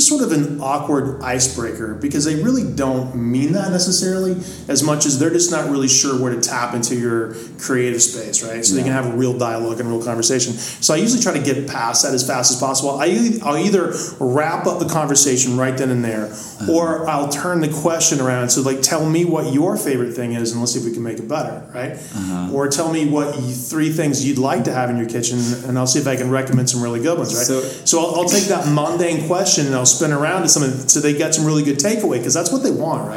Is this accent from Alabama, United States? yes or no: no; Greenville, South Carolina, United States; moved away as an adult; also born or lived in New York City; now in Marin County, United States; I started washing dishes in the nicest restaurant in my hometown of Greenville, South Carolina.